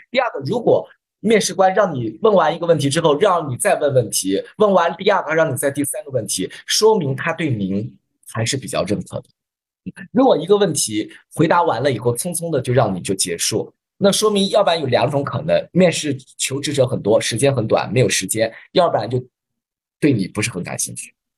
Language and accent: Chinese; Hefei, Anhui, China; accent: Hefei dialect; 用我们合肥话讲